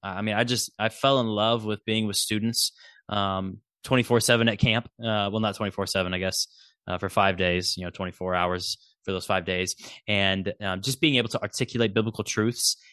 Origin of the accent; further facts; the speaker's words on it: Nebraska, United States; I'm a Huskers fan because I'm from Nebraska